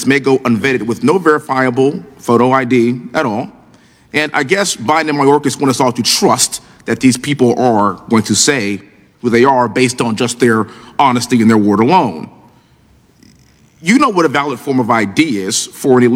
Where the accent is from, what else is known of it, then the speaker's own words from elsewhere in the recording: Houston, Texas, United States; I'm a Texan, born and raised in Houston, Texas